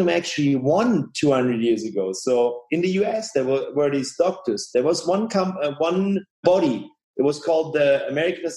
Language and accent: English; Tübingen, Baden-Württemberg, Germany; here in Tübingen, where I live